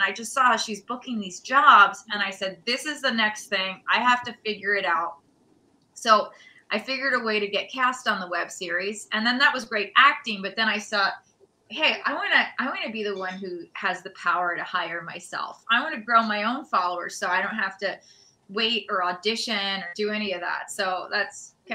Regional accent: New York City, New York, United States; I'm from New York City

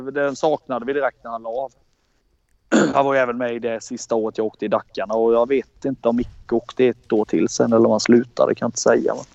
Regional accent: Småland, Sweden; Alla vi var ju liksom från Småland allihop oftast.

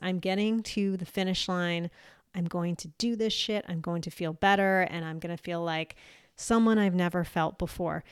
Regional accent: United States; moved away as an adult; also born or lived in Eastern Europe; I am American and I've been back in the U S for twenty-something years

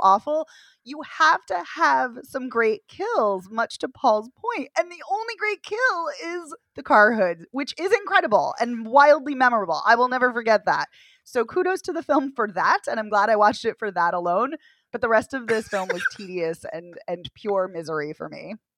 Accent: Boston, Massachusetts, United States; as a Bostonian

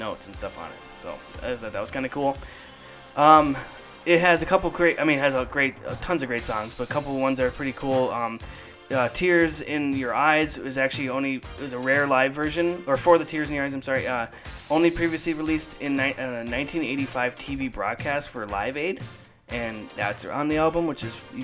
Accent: Minnesota, United States; I'm from Minnesota

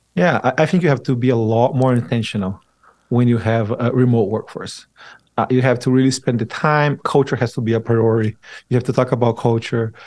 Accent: Brazil; now in Utah, United States; I moved to Utah. I'm originally from Brazil

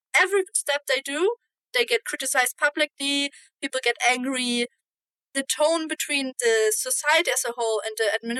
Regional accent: Germany; I am from Germany.

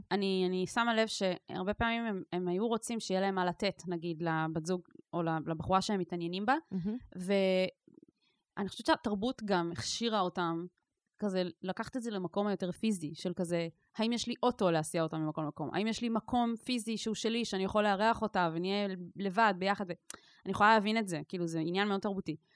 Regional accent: Israel; אני נגיד גדלתי בקיבוץ, שיתופי

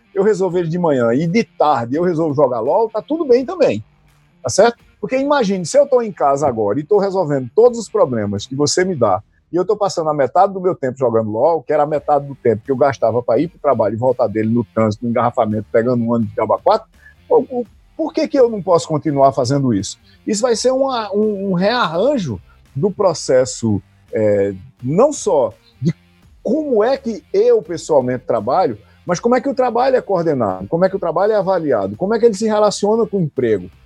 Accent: Taperoá, Paraíba, Brazil; você e eu somos paraibanos, né? E em particular, eu sou de Itaperuá

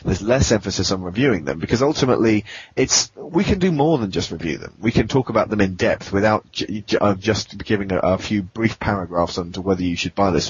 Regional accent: England, United Kingdom; accent: British; we're English. Yeah, we're British.

